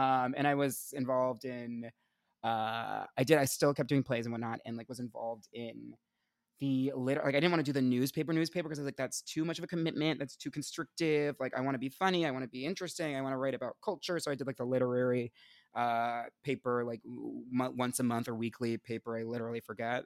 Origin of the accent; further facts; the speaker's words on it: Essex County, New Jersey, United States; I'm from, uh, Essex County